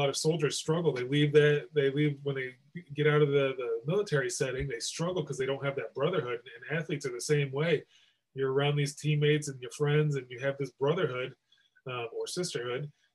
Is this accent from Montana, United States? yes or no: no; Rome, New York, United States; moved away; also born or lived in Maryland / Buffalo, New York; I grew up in Central New York, actually a couple hours north of you in Rome, New York. I was born there, and then I spent some time in Maryland, and we ended up moving back there. So I spent most of my childhood there